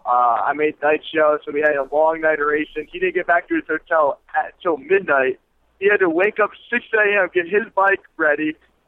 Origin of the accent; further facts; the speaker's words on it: New York, United States; I'm from New York